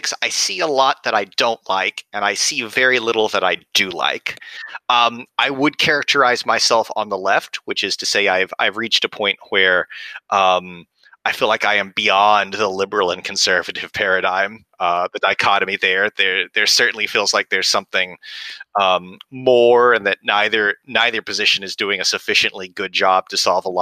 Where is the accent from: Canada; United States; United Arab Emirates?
United States; West Texas; I was born and raised in West Texas